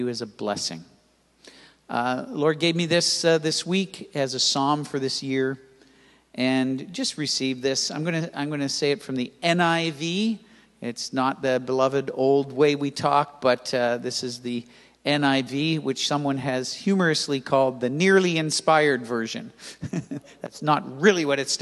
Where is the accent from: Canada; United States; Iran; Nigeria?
Canada; Toronto, Ontario; moved away as an adult; also born or lived in Mississauga, Canada / Grimsby, Canada; I grew up in Toronto. I was born at Keele and Lawrence.